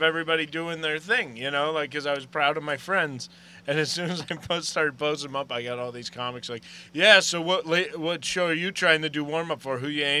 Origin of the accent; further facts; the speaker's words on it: Pittsburgh, Pennsylvania, United States; oh, where are you from, man? I'm from Pittsburgh.